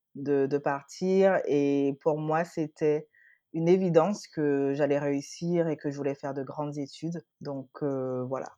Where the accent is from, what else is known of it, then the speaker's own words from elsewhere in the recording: Guadeloupe; now in Paris, France; j'ai trente et un ans. Je suis Guadeloupéenne. Je vis, heu, à Paris en ce moment